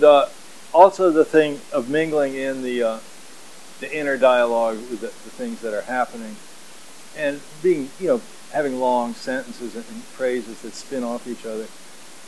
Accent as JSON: {"language": "English", "region": "Kentucky", "country": "United States", "tie": "born or raised there", "also_born_or_lived": "Lynchburg / San Jose, California", "moved": "as an adult", "lives_now": "California, United States", "said": "I grew up in Kentucky"}